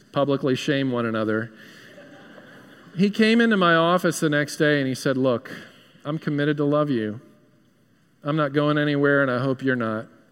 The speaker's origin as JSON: {"language": "English", "region": "New York", "country": "United States", "moved": "yes", "said": "I hail from New York"}